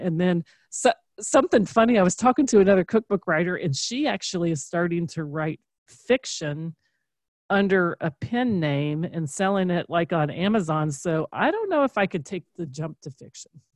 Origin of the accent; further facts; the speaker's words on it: Kentucky, United States; we're from Kentucky